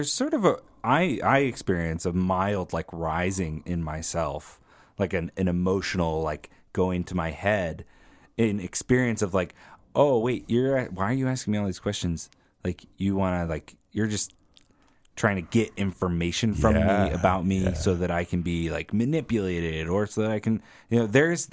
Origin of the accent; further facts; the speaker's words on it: Tucson, Arizona, United States; I'm from Tucson.